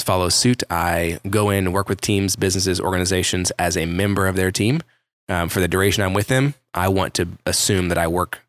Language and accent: English; Carrollton, Texas, United States; also born or lived in Kansas; For those of you that are familiar with Dallas, Fort Worth, Carrollton Farmers Branch was kind of the area that I would say I grew up in / was like home base